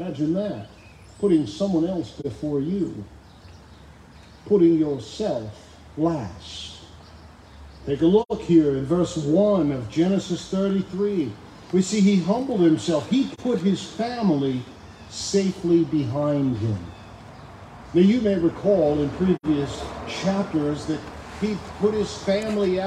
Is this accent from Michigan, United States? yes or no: yes; Detroit, Michigan, United States; moved away; I was born in Henry Ford Hospital in Detroit